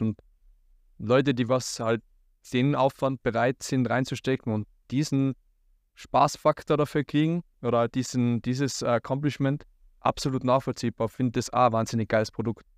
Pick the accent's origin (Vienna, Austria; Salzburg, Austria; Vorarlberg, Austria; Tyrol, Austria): Tyrol, Austria; bei uns in Tirol